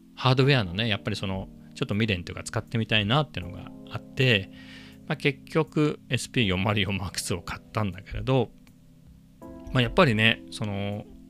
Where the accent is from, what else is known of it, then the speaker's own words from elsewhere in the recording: Ibaraki, Japan; now in Chiba, Japan; 茨城県出身なんでね